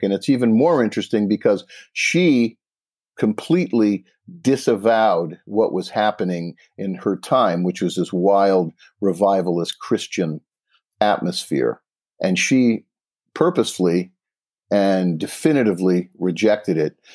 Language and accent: English; Pittsfield, Massachusetts, United States; I grew up an hour west in Pittsfield